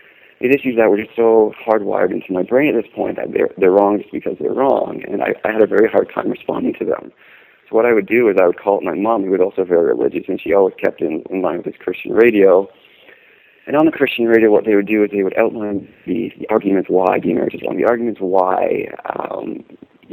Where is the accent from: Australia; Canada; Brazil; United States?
Canada; Being from Canada